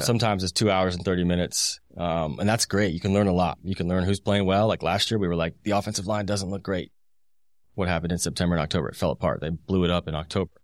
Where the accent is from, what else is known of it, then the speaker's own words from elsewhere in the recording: Indianapolis, Indiana, United States; I grew up in Indianapolis in the two thousands.